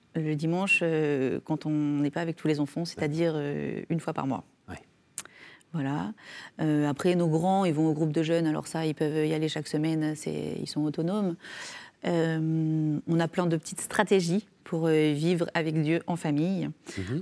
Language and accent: French; Ardèche, Auvergne-Rhône-Alpes, France; now in Drôme, France; je suis née en Ardèche, mais je vis dans la Drôme